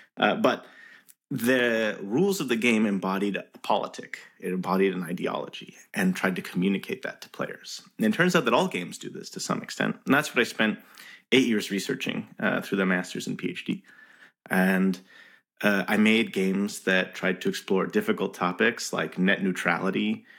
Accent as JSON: {"language": "English", "town": "Montreal", "region": "Quebec", "country": "Canada", "tie": "born or raised there", "said": "I was born in Montreal, Game City."}